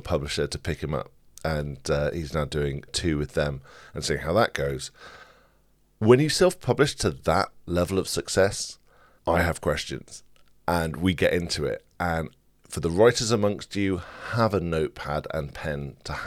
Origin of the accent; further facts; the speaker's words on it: Bristol, South West England, United Kingdom; I live in Bristol, I was born in Bristol, Bristol is in my blood